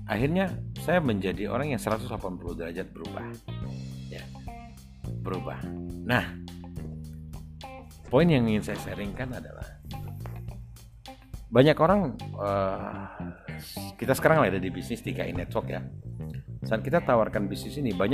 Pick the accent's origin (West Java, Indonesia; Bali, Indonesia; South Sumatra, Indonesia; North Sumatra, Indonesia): South Sumatra, Indonesia; Kelampadu; saya anak orang desa tepatnya desa kami itu di desa Kelampadu kecamatan Morakuang Kabupaten Ogan Ilir Sumatera Selatan eh, dari kota Palembang kurang lebih 120 km